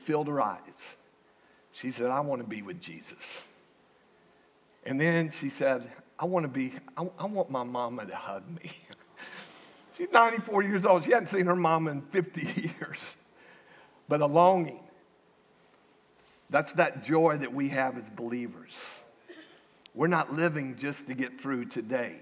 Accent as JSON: {"language": "English", "town": "Winter Haven", "region": "Florida", "country": "United States", "tie": "born or raised there", "moved": "yes", "said": "Winter Haven, my hometown"}